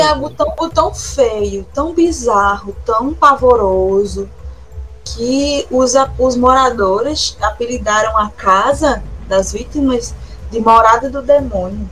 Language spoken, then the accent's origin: Portuguese; São João de Meriti, Rio de Janeiro, Brazil; eu sou meritiense, em São João do, do Meriti, no Rio de Janeiro.